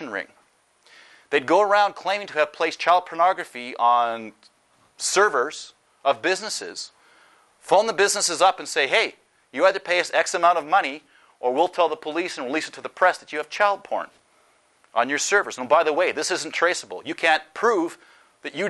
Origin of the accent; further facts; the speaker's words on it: Canada; moved away; I'm Canadian